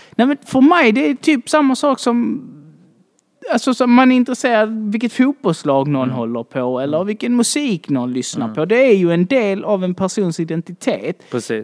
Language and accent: Swedish; Malmö, Skåne, Sweden; jag är från Malmö, född och uppvuxen här